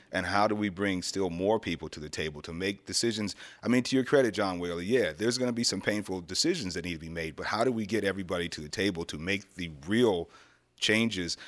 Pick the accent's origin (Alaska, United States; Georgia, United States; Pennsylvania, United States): Pennsylvania, United States; Erie; moved away as an adult; this is my hometown.